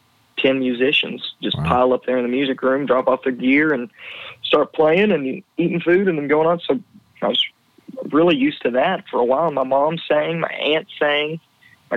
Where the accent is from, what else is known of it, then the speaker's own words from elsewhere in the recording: Amarillo, Texas, United States; also born or lived in Oklahoma City, Oklahoma; moved to Amarillo when I was 1 year old. And that's just Texas's home